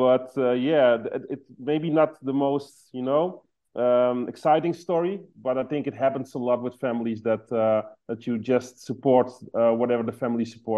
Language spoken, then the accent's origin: English; Amsterdam, North Holland, Netherlands; I was born in Amsterdam